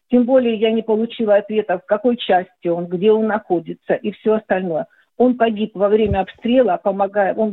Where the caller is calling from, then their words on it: Donetsk, Donetsk Oblast, Ukraine; я из Донецка.